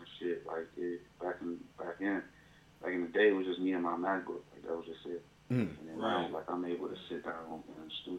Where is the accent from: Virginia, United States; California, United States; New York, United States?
New York, United States; Buffalo; born or raised there; moved away as an adult; now in Atlanta, United States